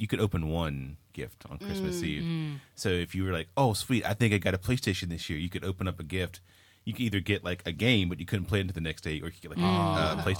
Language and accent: English; Savannah, Georgia, United States; Yeah, I'm from Savannah where you could do that. You could drink out in public like that.